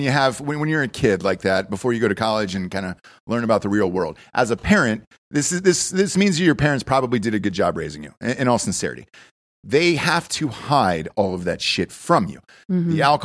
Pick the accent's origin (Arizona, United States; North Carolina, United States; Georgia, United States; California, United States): Georgia, United States; Atlanta; Because for me, I grew up in Atlanta. It changed a lot, and it reminded me of Austin, to be honest with you.